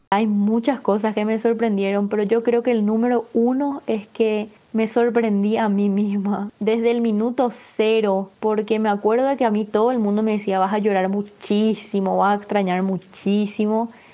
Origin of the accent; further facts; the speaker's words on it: Asunción, Paraguay; moved away as an adult; now in Buenos Aires, Argentina; nací en Asunción, Paraguay y actualmente Estoy viviendo en Buenos Aires, Argentina. Estoy acá hace dos años y medio